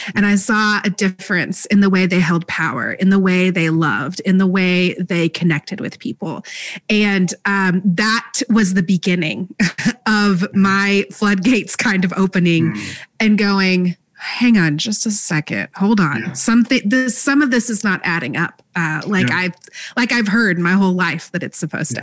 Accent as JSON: {"language": "English", "region": "Texas", "country": "United States", "tie": "born or raised there", "moved": "yes", "lives_now": "Alabama, United States", "said": "I grew up in Texas"}